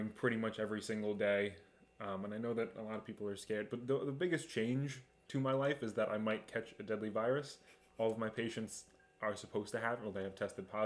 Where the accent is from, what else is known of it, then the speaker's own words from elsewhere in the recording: Long Island, New York, United States; moved away as an adult; also born or lived in Binghamton; I was born on Long Island to two working class parents